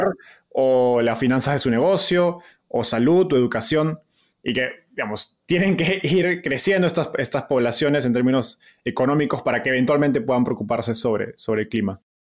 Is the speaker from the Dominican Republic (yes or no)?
no; Peru; ambos somos peruanos